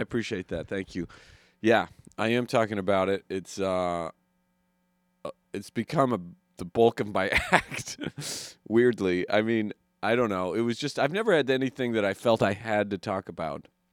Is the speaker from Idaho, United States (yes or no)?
yes; Idaho, United States; I'm from Idaho, where we have um, forest fires